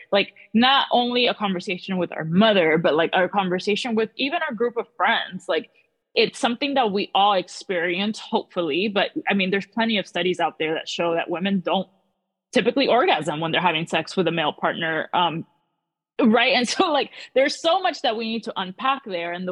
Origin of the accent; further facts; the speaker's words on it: Miami, Florida, United States; But um, yeah, I grew up in South Florida. Then I kind of went to the West Coast for a while, and now I'm back in South Florida.